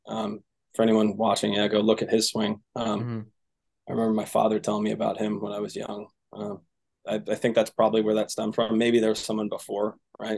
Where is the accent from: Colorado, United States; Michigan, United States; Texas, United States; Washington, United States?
Washington, United States; Seattle; I'm from Seattle